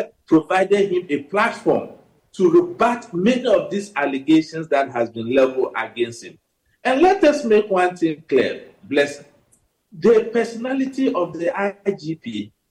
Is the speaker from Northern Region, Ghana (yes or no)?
yes; Savelugu, Northern Region, Ghana; I come from Sabuba in the northern region